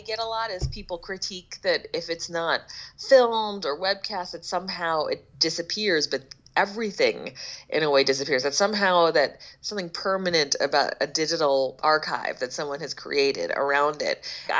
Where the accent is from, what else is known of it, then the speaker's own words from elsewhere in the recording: Philadelphia, Pennsylvania, United States; Yeah, it's my hometown. As well, and I do not recognize it.